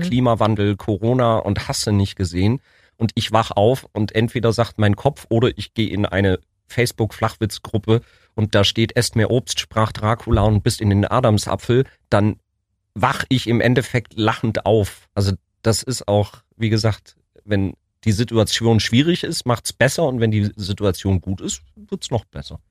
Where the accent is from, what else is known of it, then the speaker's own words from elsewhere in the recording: Ulm, Baden-Württemberg, Germany; moved away; also born or lived in Munich / Berlin; Ich bin in Wieblingen aufgewachsen, bin aber in München geboren